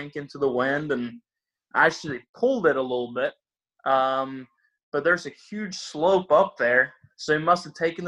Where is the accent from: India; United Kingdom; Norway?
Norway; moved away; I'm from Norway, so it's a little cooler. And I remember my first few years coming over here